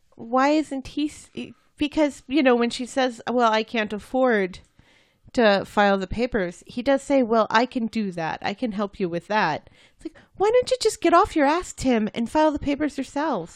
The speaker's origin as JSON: {"language": "English", "country": "United States", "said": "I'm American."}